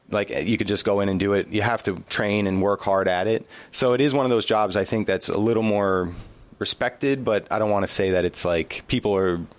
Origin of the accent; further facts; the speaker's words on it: Passaic, New Jersey, United States; I grew up in New Jersey um, in a town called Passaic